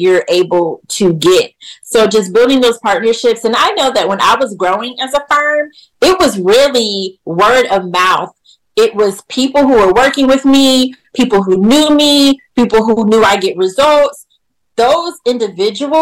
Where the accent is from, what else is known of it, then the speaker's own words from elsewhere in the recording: Jacksonville, Florida, United States; I'm from Jacksonville, Florida.